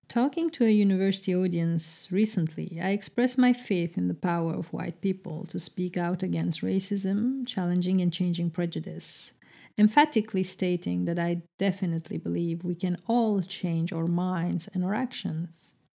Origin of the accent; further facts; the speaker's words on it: Brussels, Brussels-Capital Region, Belgium; English is a second language; moved away as an adult; now in Amsterdam, Netherlands; a Turkish Muslim, uh, uh, young girl growing up in the heart of Brussels